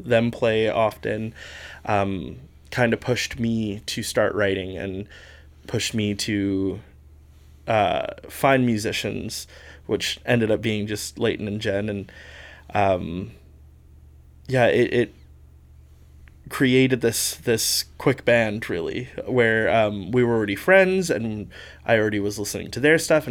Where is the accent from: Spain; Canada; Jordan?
Canada; Prince George, British Columbia; now in Victoria, Canada; I am from Victoria, essentially. I've been here for 11 years, originally from Prince George.